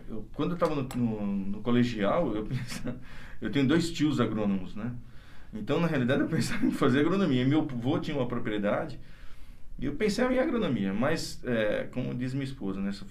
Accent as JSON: {"language": "Portuguese", "town": "São Bernardo do Campo", "region": "São Paulo", "country": "Brazil", "tie": "born or raised there", "lives_now": "Bariri, Brazil", "said": "Até os 13 eu morei em São Bernardo do Campo."}